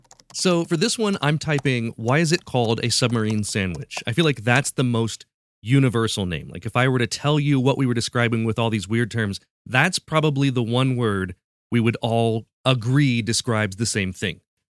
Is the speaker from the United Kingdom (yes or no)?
no; Ohio, United States; I grew up in Ohio, still live in Ohio today, and I hardly hear either of those words used around here.